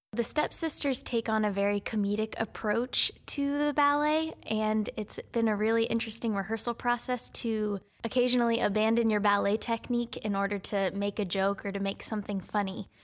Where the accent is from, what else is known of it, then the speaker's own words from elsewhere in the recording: Pittsburgh, Pennsylvania, United States; moved away as an adult; also born or lived in New Jersey; now in Fort Wayne, United States; I am originally from Pittsburgh, Pennsylvania